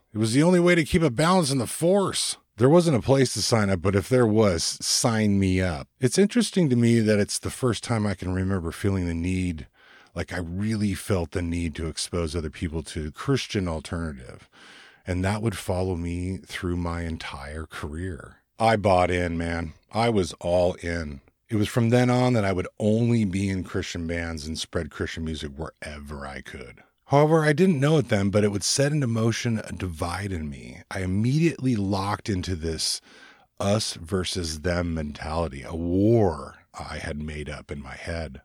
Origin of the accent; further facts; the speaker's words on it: Ventura, California, United States; I was born and raised in Southern California in the United States, just above Los Angeles in a little beach town. It's called San Buenaventura, or Ventura for short